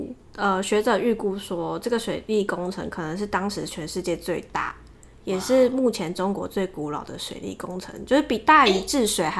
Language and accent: Chinese; Taiwan; 你要想想看，我们台湾人当初大家移民到台湾的时候，都为了要抢水源在那边械斗。